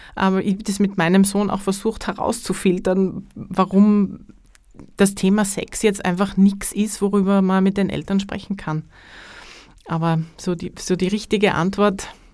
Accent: Carinthia, Austria; now in Styria, Austria; gebürtige Kärntnerin mit dem Herzen in, in Kärnten verwurzelt

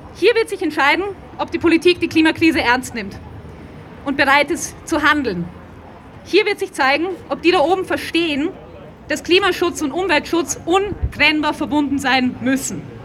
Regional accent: Vienna, Austria; born or raised there

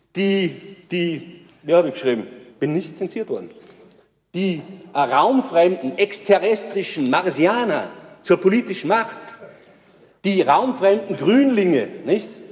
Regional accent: Tyrol, Austria; als Tiroler

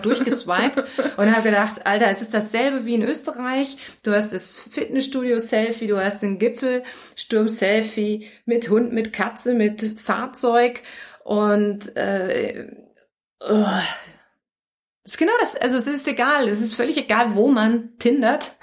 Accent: Germany; moved away; als Deutsche

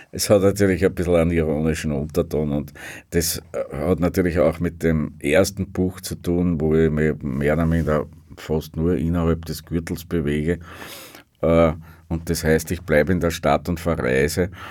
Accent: Upper Austria, Austria; weil ich gesagt habe, für mich ist äh, als Oberösterreicher ist Wien so ein bisschen wie damals Westberlin.

